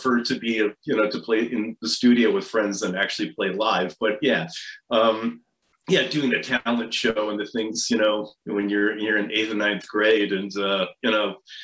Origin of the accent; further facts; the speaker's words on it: Appleton, Wisconsin, United States; I grew up in Wisconsin, in Appleton, Wisconsin.